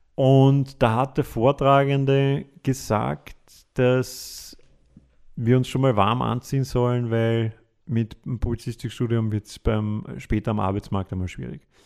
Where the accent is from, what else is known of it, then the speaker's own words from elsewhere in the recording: Vienna, Austria; wir sind Wiener